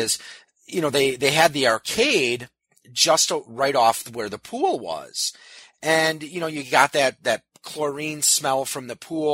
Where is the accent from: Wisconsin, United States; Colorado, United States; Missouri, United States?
Wisconsin, United States; New Berlin; I grew up in New Berlin. It's a part of Waukesha County, southeast Wisconsin